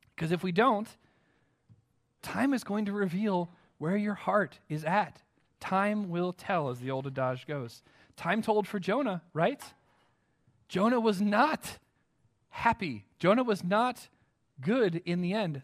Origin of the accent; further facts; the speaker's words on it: United States; as American Christians